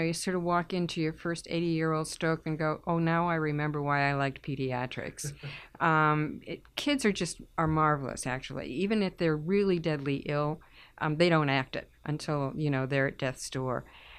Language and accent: English; Haverhill, Massachusetts, United States; I grew up in Haverhill